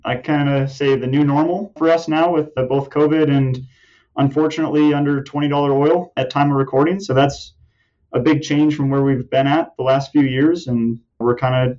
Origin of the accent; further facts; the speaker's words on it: Minnesota, United States; I grew up in Minnesota, which is definitely not known for their oil and gas at all